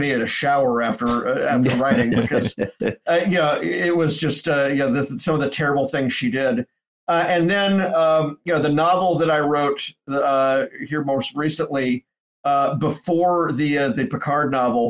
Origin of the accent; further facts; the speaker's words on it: Memphis, Tennessee, United States; moved away; at a bookstore in Memphis. Went back to my hometown for it